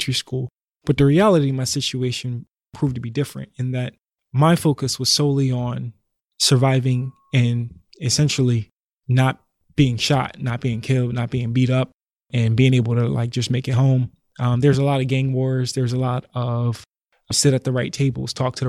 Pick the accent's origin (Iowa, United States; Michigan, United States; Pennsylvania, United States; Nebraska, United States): Pennsylvania, United States; Philadelphia; I grew up in North Philly